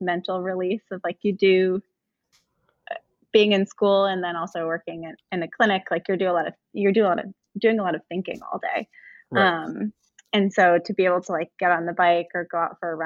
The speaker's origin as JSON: {"language": "English", "region": "Vermont", "country": "United States", "said": "I'm from Vermont."}